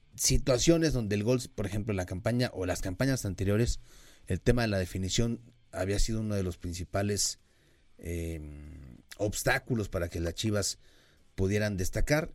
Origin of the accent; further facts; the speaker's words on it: Mexico; uno como mexicano